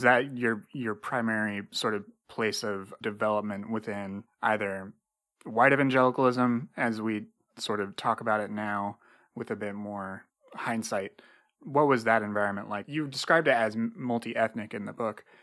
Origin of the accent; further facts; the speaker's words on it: Indiana, United States; I grew up in Indiana